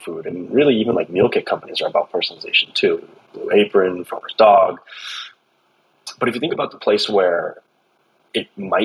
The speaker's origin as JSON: {"language": "English", "region": "Southern California", "country": "United States", "tie": "born or raised there", "said": "We grew up in Southern California playing soccer together"}